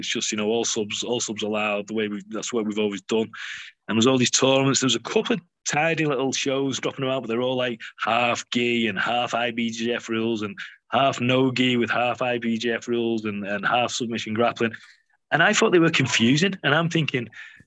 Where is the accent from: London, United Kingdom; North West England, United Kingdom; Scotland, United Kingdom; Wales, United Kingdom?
North West England, United Kingdom; the North West; we're from the Northwest.